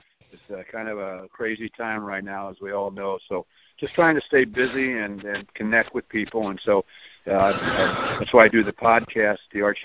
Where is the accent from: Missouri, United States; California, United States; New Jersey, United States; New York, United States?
Missouri, United States; St. Louis; always remember those great days growing up in St. Louis